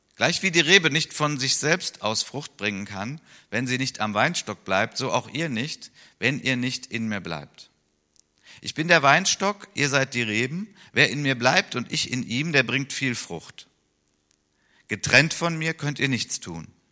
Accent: Wuppertal, North Rhine-Westphalia, Germany; in Wuppertal ist, in meiner Heimatstadt

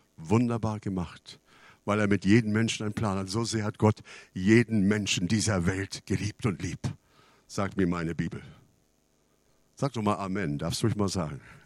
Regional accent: Canada; now in Germany; Ich bin in Kanada aufgewachsen

